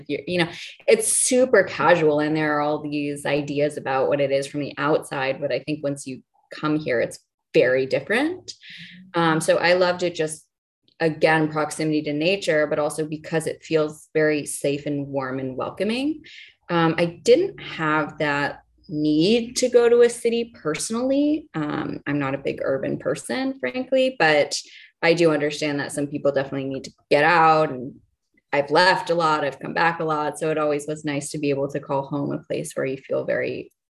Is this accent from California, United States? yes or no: yes; Malibu, California, United States; I grew up in Malibu, so on the beach, in the ocean.